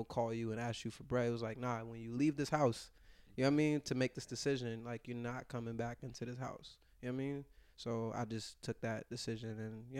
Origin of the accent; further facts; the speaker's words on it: Virginia, United States; I mean, in Virginia, it's, like, nothing there. You know what I mean? It's, like, zero. Like empty streets, like, trees and shit.